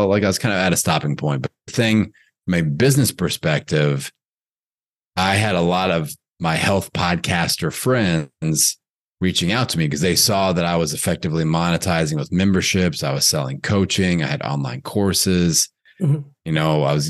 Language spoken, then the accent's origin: English; Bloomington, Indiana, United States; a fitness business opportunity in my hometown back in Bloomington, Indiana